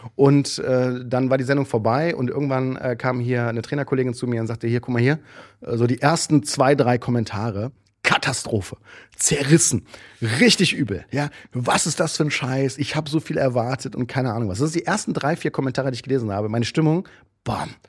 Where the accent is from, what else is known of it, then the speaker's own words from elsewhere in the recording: Düsseldorf, North Rhine-Westphalia, Germany; ich komme ja aus Düsseldorf, also da die Ecke Düsseldorf